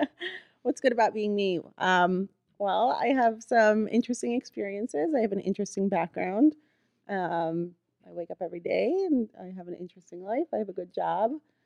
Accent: Bulgaria; born there; I was born in Bulgaria, which is a small country in Eastern Europe. And my parents are actually Syrian.

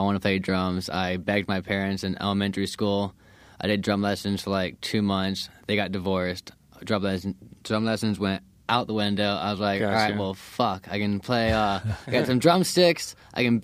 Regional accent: Florida, United States; also born or lived in Colorado; I grew up here in Florida

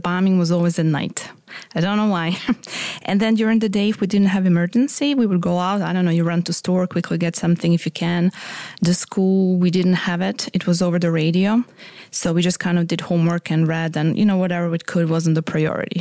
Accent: Croatia; moved away; I'm from Croatia, but I was born in Yugoslavia

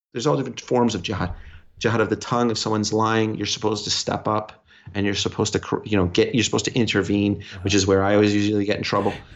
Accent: New York City, New York, United States; as a New Yorker

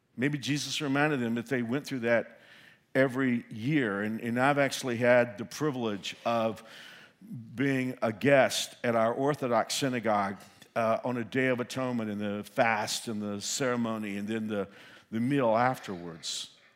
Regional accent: Fort Worth, Texas, United States; growing up in Fort Worth, I was seven years old

